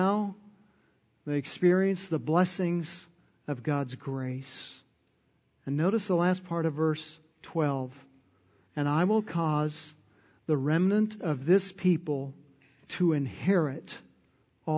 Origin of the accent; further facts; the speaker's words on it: Texas, United States; that's my inheritance for being a Texan